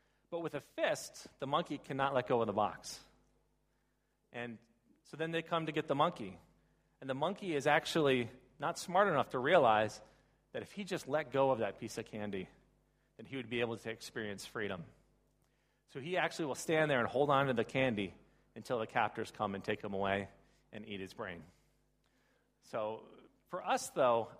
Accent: United States; I come from the Baltimore, Washington, D.C. area.

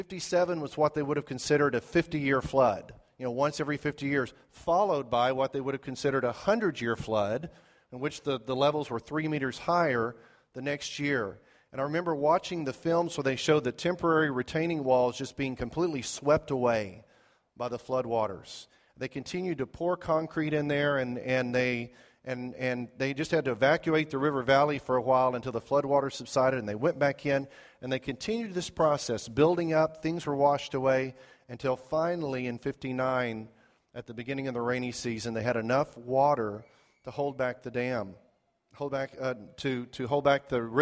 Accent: Zimbabwe; And growing up in Zimbabwe, there was a place we liked to go on vacation called Lake Kariba.

